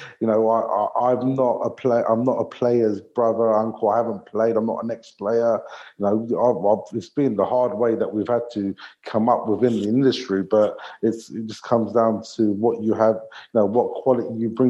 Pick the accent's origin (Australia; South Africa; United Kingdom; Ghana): United Kingdom; England; And, you know, we're British. We're born and bred in England or in Britain somewhere.